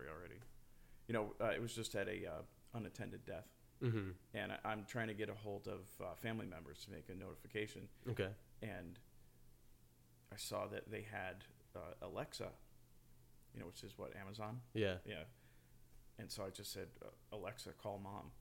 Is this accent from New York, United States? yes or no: yes; Poughkeepsie, New York, United States; moved away as an adult; also born or lived in San Francisco, California / Mississippi / Virginia; now in Beacon, United States; it's still very much my hometown. And I'm currently in Beacon